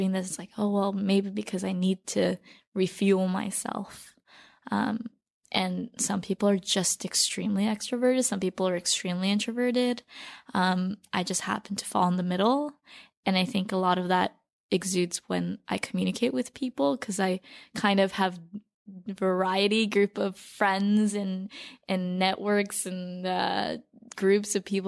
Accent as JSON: {"language": "English", "town": "Torrance", "region": "California", "country": "United States", "tie": "born or raised there", "lives_now": "New York City, United States", "said": "But I grew up in Torrance, which is this beach town."}